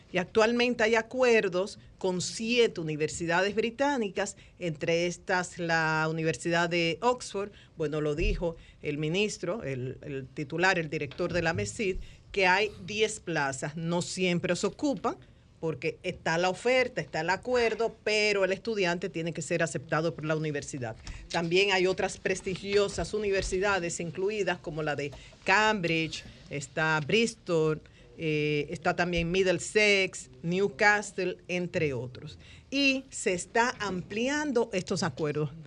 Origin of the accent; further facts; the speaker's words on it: Dominican Republic; Como dominicana